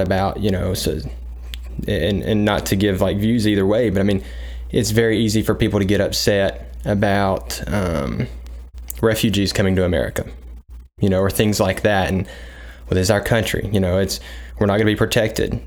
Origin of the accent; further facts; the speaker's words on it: United States; as an American